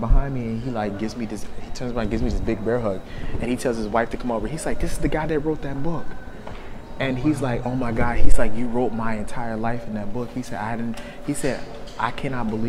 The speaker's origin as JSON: {"language": "English", "region": "Texas", "country": "United States", "said": "I'm from Texas"}